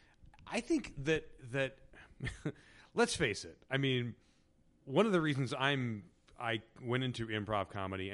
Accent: Indiana, United States; I grew up in Indiana, which is, you know, 2.5 hours southeast of Chicago

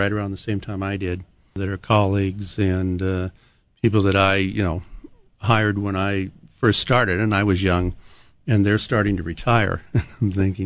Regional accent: Montana, United States; now in Hawaii, United States; I grew up in Montana

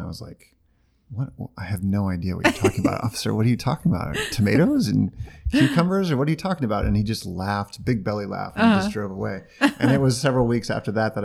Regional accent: Boerne, Texas, United States; moved away as an adult; also born or lived in Chicago / Vallejo, California; now in Sonoma County, United States; I did time in Texas from year 10 to year 20

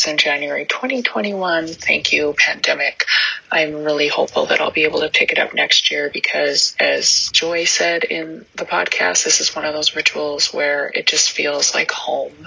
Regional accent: Rocky Boy Reservation, north central Montana, United States; I grew up on the Rocky Boy Reservation in north central Montana

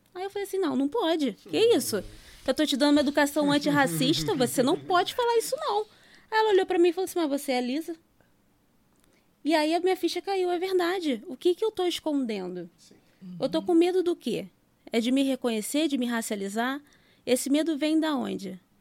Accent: Vila Kennedy, Rio de Janeiro, Brazil; eu nasci e fui criada em Vila Kennedy

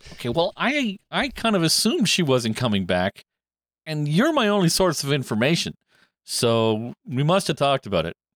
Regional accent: Canada; Canadian Thanksgiving

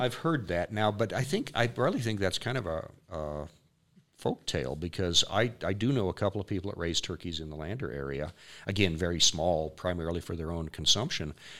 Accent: Fremont County, Wyoming, United States; I grew up in Fremont County

